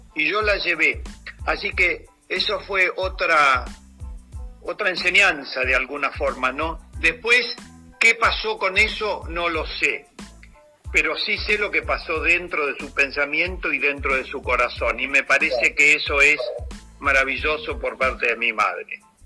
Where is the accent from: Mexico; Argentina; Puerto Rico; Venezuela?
Argentina; also born or lived in Paris, France / La Plata; como argentino